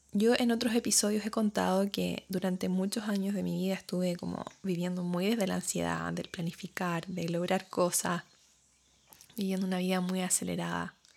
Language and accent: Spanish; Chile; moved away as an adult; now in New Zealand; cuando me fui de Chile y empecé a vivir acá en Nueva Zelanda